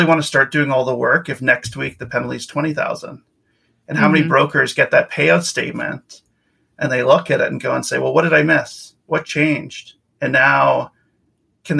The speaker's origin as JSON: {"language": "English", "town": "Winnipeg", "region": "Manitoba", "country": "Canada", "also_born_or_lived": "Victoria, British Columbia", "moved": "as an adult", "lives_now": "Vancouver, Canada", "said": "I'm from Winnipeg originally. I moved out to Victoria, BC in 2005 with the Navy"}